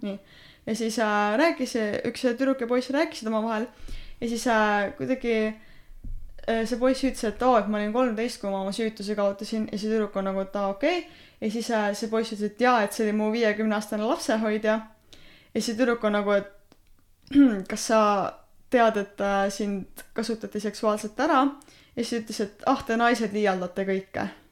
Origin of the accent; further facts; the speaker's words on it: Estonia; ma olen eestlane